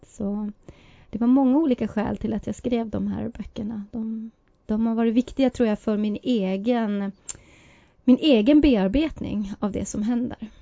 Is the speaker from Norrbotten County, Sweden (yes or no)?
yes; Kiruna, Norrbotten County, Sweden; man kunde vara så utsatt när man växte upp i Kiruna på 70 och 80-talet när man var same